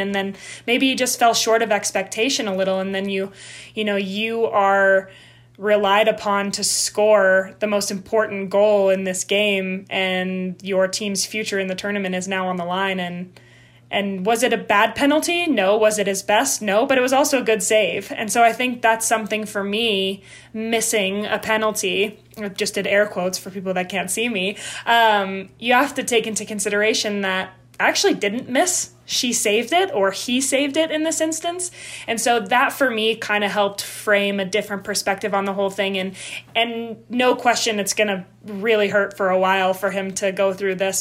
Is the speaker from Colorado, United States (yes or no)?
yes; Denver, Colorado, United States; also born or lived in Saskatchewan; I was born in Denver um, to two Canadian parents